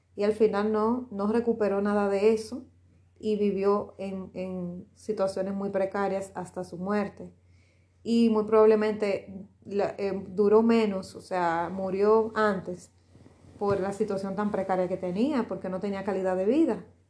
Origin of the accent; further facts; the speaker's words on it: Dominican Republic; Aquí en, mi país, en Dominicana